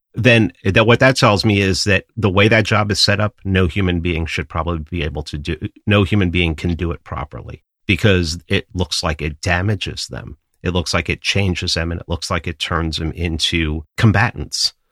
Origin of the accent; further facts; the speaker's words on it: New York City, New York, United States; I grew up in New York City